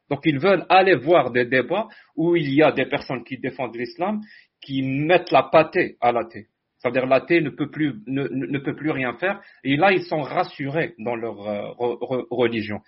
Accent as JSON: {"language": "French", "country": "Algeria", "moved": "as an adult", "lives_now": "Canada", "said": "je suis algérien"}